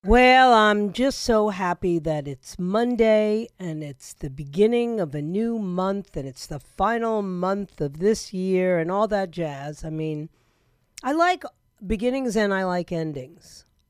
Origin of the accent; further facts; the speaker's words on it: New York City, New York, United States; now in Florida, United States; I'm actually from New York